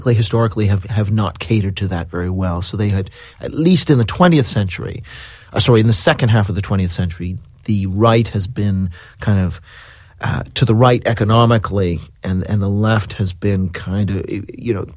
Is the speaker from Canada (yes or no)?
yes; Canada; now in London, United Kingdom; I'm Canadian, which is why I don't sound British